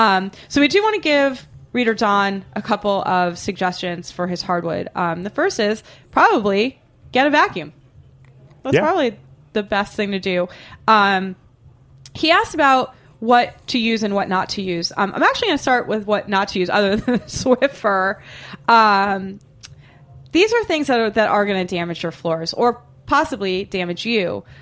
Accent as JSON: {"language": "English", "town": "Boston", "region": "Massachusetts", "country": "United States", "said": "I laugh and laugh and laugh because I'm from Boston and I have the mind of a 13-year-old boy. And it sounds to me like how we would say boner in Boston."}